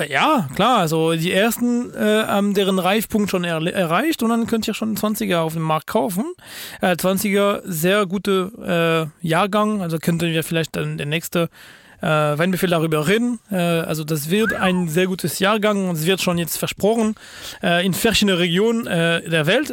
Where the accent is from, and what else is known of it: France; German is a second language